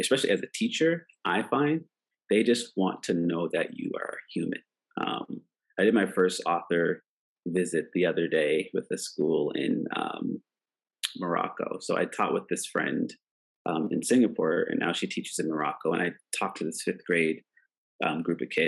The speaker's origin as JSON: {"language": "English", "town": "Preston", "region": "Nova Scotia", "country": "Canada", "tie": "born or raised there", "said": "a black kid growing up in Preston, Nova Scotia, Canada"}